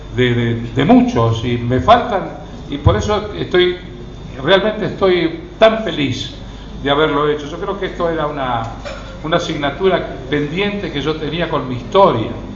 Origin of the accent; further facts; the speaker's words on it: Rosario, Santa Fe, Argentina; yo soy nacido en Rosario